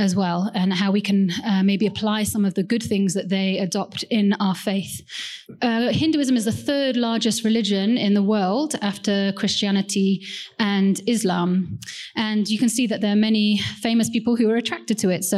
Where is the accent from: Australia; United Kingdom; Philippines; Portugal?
United Kingdom; Wales; also born or lived in Kerala, India; I don't sound that Indian. Actually, I was born in the UK. My parents are from India, and they moved when they, as shortly after they got married, to the UK in a place called Wales